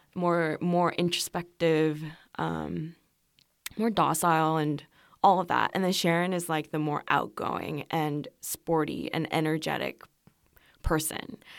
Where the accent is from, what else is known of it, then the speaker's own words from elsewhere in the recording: Seoul, South Korea; first language Korean; English is a second language; moved away as an adult; also born or lived in Los Angeles, California, United States; I was born in Seoul, and then, um, I finished first grade in Korea, and then I moved to the U S with my family